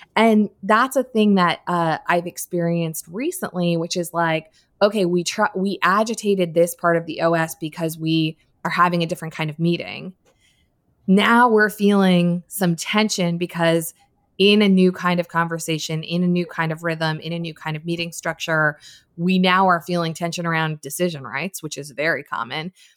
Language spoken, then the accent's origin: English; Darien, Connecticut, United States; I grew up in Connecticut, in a town called Darien